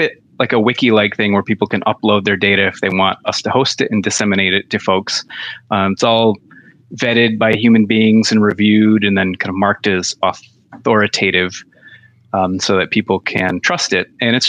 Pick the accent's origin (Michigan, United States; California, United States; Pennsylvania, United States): Michigan, United States; this hospital, which Sparrow Hospital, my hometown hospital, and the number of beds that they've got